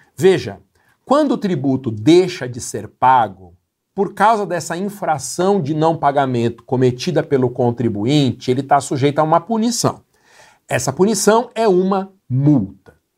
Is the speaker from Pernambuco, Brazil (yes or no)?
no; Guarulhos, São Paulo, Brazil; minha cidade natal, uma empresa de limpeza de fachadas, tem sede em Guarulhos